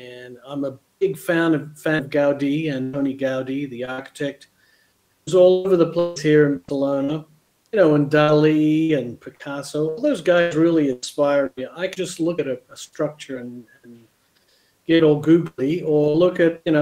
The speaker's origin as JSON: {"language": "English", "town": "Canberra", "region": "Australian Capital Territory", "country": "Australia", "tie": "born or raised there", "also_born_or_lived": "Los Angeles, United States", "moved": "as an adult", "lives_now": "Spain", "said": "I grew up in Canberra"}